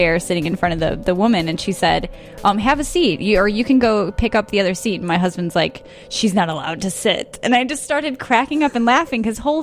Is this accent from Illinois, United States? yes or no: yes; Dundee, Illinois, United States; also born or lived in Carpentersville, Illinois; I'm from Chicago, the suburbs. Dundee.